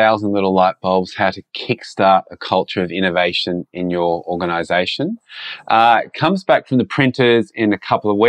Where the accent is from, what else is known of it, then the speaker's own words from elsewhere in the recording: Australia; being an Australian, when we don't follow NFL that much